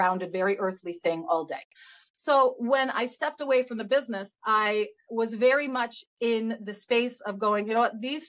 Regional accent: Michigan, United States; now in Canada; I'm from Michigan originally, actually. So when I go back there to visit my family

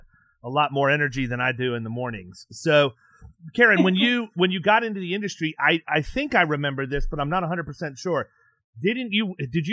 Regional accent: Lorain, Ohio, United States; moved away; when you're born in Lorraine, you know where North Ridgeville is

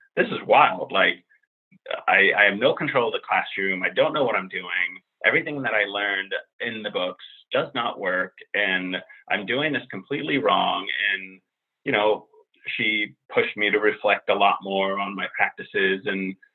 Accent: Finland; also born or lived in Europe / New York; now in Washington, D.C. area, United States; a white Finnish guy who's middle-aged

